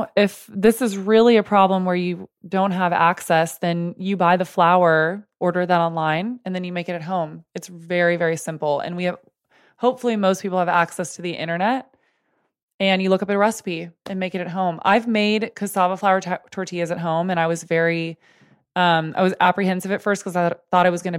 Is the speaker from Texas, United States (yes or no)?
yes; Texas, United States; I grew up in Texas